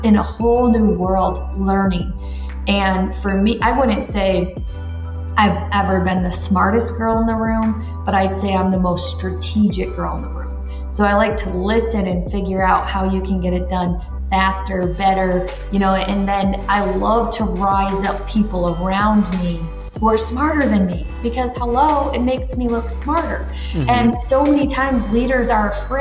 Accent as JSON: {"language": "English", "region": "Michigan", "country": "United States", "also_born_or_lived": "Florida", "moved": "as an adult", "lives_now": "Ireland", "said": "I'm from Michigan"}